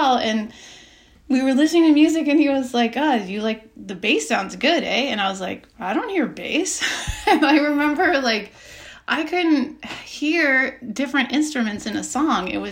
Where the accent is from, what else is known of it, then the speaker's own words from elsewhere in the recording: Alberta, Canada; I grew up and my parents are from England, and they moved to Alberta.